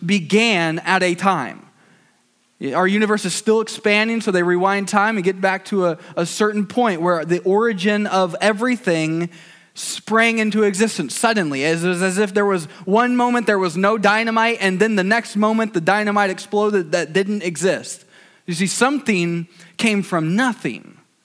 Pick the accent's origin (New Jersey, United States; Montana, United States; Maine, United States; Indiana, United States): Indiana, United States; Fort Wayne; I grew up in Fort Wayne, Indiana, the south side, otherwise known as Waynedale.